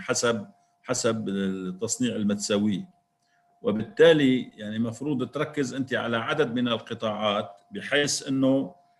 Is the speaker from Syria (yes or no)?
yes; Syria